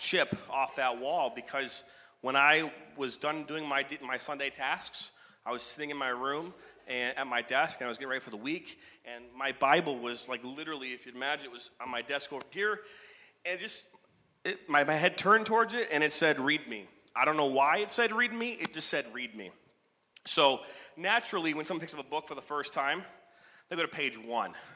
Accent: Oak, Michigan, United States; was born in Oak, Michigan

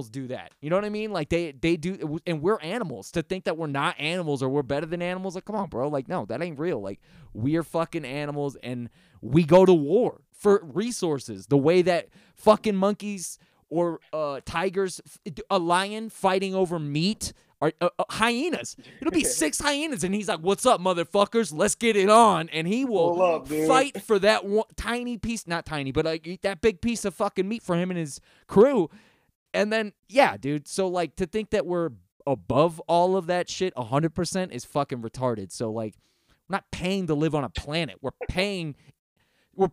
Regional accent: United States; I'm an American

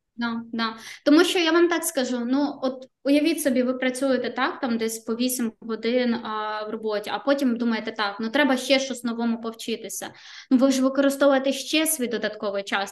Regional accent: Ukraine; now in Riga, Latvia

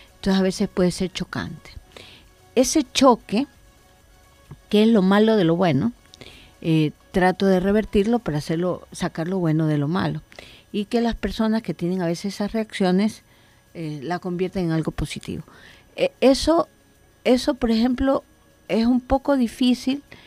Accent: Ecuador; Yo creí en mi país

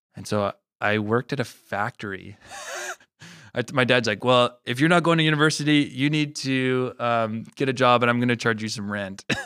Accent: La Salle, Manitoba, Canada; also born or lived in Regina, Saskatchewan; I was born in Regina, grew up in Manitoba

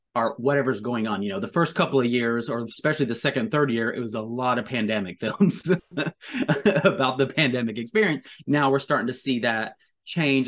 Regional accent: Tonkawa, Oklahoma, United States; now in New York, United States; I'm from Tonkawa, I live in New York

